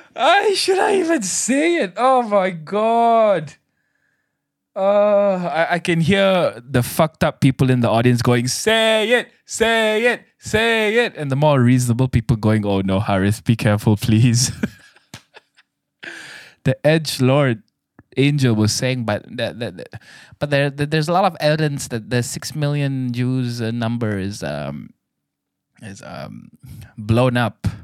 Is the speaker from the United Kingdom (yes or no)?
no; Malaysia; I'm a Malaysian